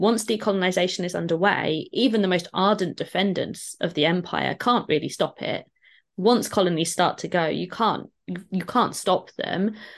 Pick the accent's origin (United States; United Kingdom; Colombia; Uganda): United Kingdom; Lincolnshire, the Fens, East Midlands; now in Newham, London, United Kingdom; I'm from, I grew up in Lincolnshire, in the Fens